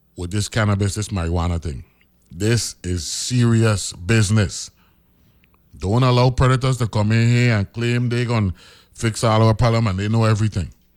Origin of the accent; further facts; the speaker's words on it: U.S. Virgin Islands; I'm from the Virgin Islands